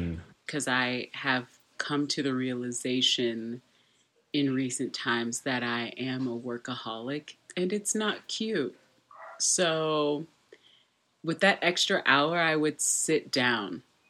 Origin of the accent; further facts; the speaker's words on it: Texas, United States; I'm from Texas, but all my family started in Louisiana.